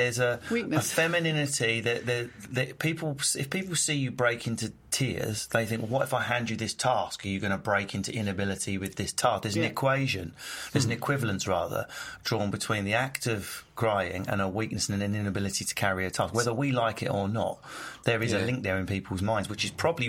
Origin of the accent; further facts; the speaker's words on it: Egypt; It was when I changed plane in Lahore, just to visit family, even though I'm from Egypt.